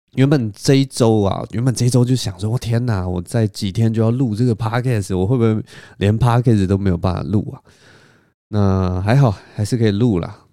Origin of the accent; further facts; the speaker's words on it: Taiwan; 只有我一个台湾人